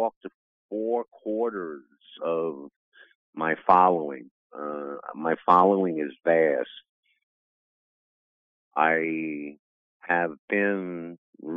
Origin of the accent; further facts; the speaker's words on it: New York City, New York, United States; also born or lived in Greene County, New York; now in Catskill, United States; I was raised in the big city in New York, Brooklyn, Queens